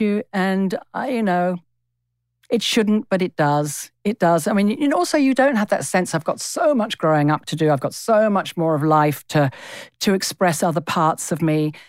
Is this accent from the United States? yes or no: no; England, United Kingdom; moved away as an adult; now in Australia; I am English in my D N A. It's not just the first twenty years of my life that I spent there.